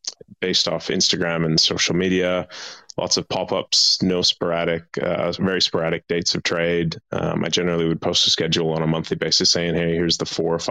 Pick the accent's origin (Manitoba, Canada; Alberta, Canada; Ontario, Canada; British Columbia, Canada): Alberta, Canada; Edmonton; moved away as an adult; now in Perth, Australia; No, I'm from Edmonton, Alberta. So I'm from Canada. I came to Australia when I was 18 as a backpacker.